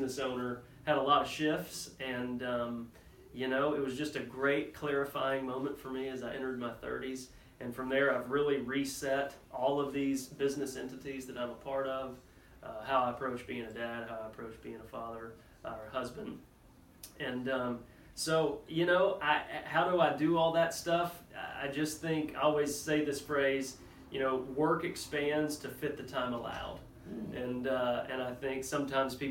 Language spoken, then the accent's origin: English; Wichita Falls, Texas, United States; moved away as an adult; now in Waco, United States; born and raised in Wichita Falls, Texas